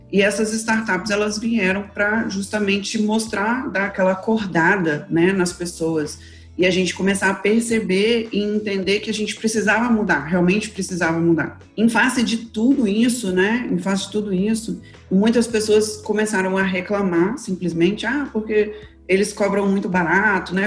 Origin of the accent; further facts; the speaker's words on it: Espírito Santo, Brazil; eu sou aqui do Espírito Santo